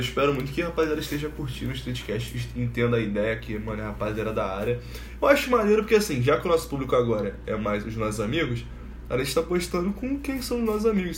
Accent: Nova Iguaçu, Rio de Janeiro, Brazil; also born or lived in Ilha do Governador; com dois anos minha mãe se separou do meu pai e veio pra cá, pra, pra Nova Iguaçu. E, mano, a gente morou na, na casa da minha tia

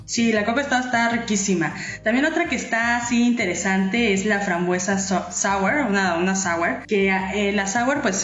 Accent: Mexico City, Mexico; now in Baja California, Mexico; Yo soy chilanga

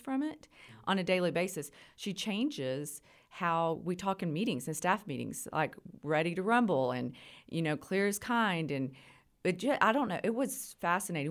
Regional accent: Idalou, Texas, United States; I grew up locally. I'm from Idaloo

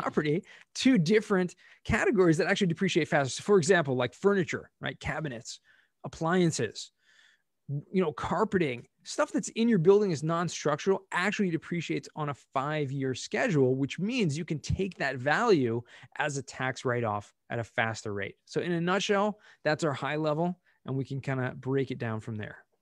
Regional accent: Southern California, United States; moved away; also born or lived in Israel; grew up in Southern California, um, actually moved to Israel for many years

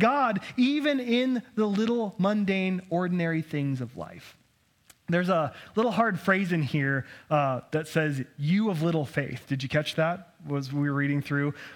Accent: Idaho, United States; me growing up in Idaho

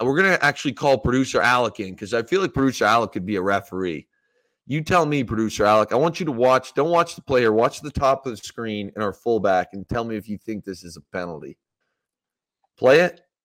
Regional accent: Ontario, Canada; moved away as an adult; now in Los Angeles, United States; in my hometown

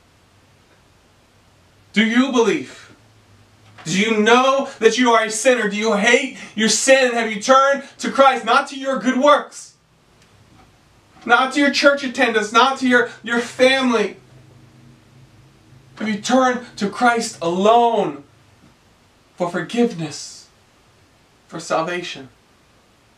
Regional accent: Greenville, South Carolina, United States; I am a Southerner. I grew up in Greenville, South Carolina.

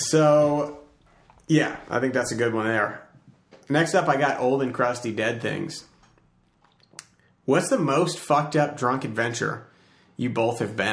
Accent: Farmington, Connecticut, United States; moved away; I was in my hometown, which is like in the middle of, it's called Farmington. It's in CT

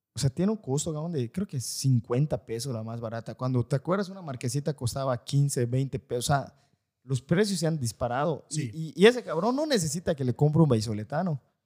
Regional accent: Valladolid, Yucatán, Mexico; los que somos de Valladolid

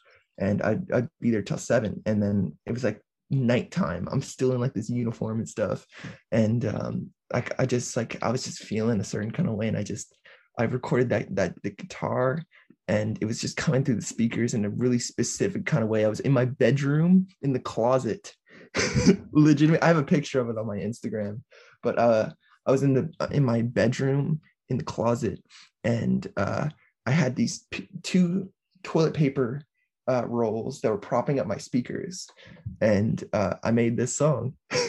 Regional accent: Peterborough, East of England, United Kingdom; Like, I am from Peterborough. I grew up here. I've lived here my entire life.

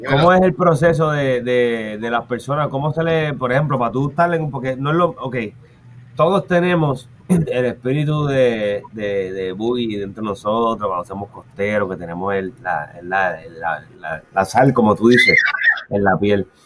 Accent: Carolina, Puerto Rico; yo, soy de Carolina, yo crecí en la playa, costero

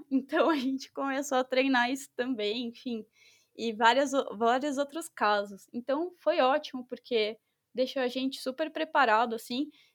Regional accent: São Paulo, Brazil; eu sou de São Paulo

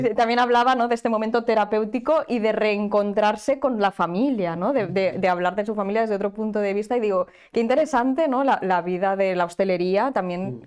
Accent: Barcelona, Catalonia, Spain; los que somos de Barcelona

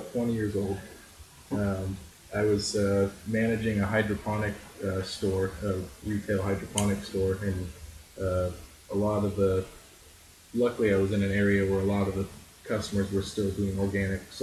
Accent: California, United States; growing up in California

